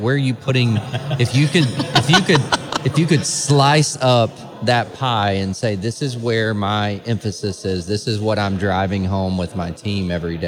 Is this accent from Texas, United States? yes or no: yes; Dallas, Texas, United States; born there; I was born in Dallas, Texas. So give me a break.